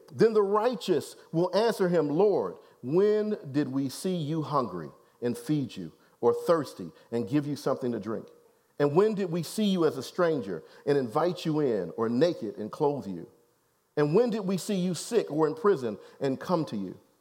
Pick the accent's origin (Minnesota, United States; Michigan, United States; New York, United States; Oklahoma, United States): Michigan, United States; Detroit; I'm from Detroit, y'all, so I know my background and my history, where I come from.